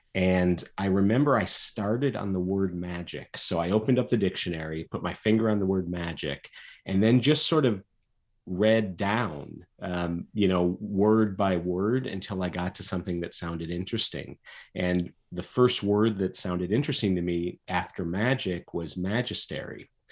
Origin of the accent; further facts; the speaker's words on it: Michigan, United States; I grew up in Michigan